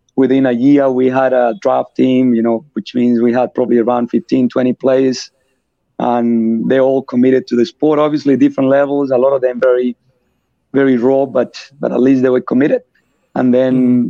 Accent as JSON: {"language": "English", "country": "Colombia", "tie": "born or raised there", "also_born_or_lived": "France / Australia", "second_language": "English", "moved": "as an adult", "lives_now": "Perth, Australia"}